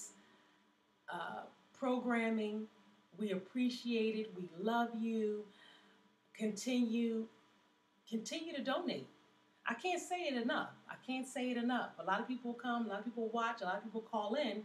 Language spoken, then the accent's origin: English; Philadelphia, Pennsylvania, United States; also born or lived in Virginia; I grew up in Philly. I've been here since I was about 2 years old.